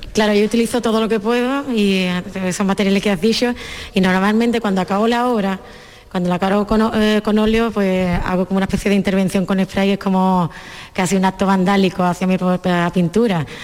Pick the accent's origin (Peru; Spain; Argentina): Spain; Andalusia; muy de mi tierra, muy de Andalucía